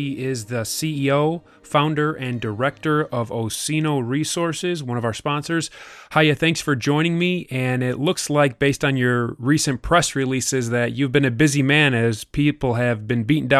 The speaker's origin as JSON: {"language": "English", "country": "United States", "said": "because I'm from the United States"}